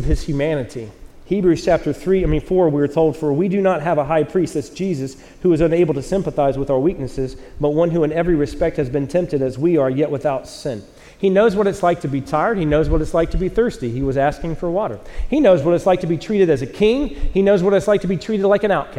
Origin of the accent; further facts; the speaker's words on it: North Carolina, United States; moved away; I'm from the South, North Carolina